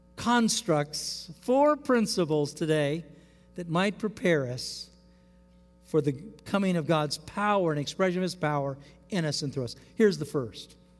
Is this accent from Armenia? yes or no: no; United States; as American Christians.